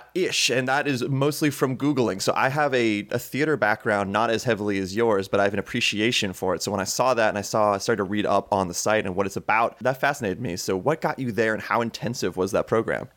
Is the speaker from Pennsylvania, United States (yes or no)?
yes; Townville, Pennsylvania, United States; I grew up in, like, the Erie area in Pennsylvania